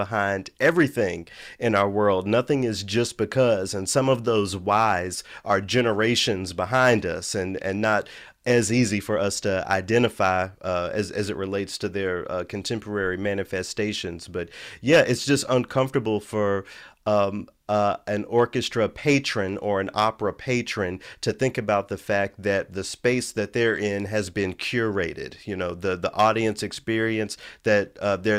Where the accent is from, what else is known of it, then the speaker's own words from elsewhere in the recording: Memphis, Tennessee, United States; moved away; I grew up in Memphis. I grew up in a predominantly Black city.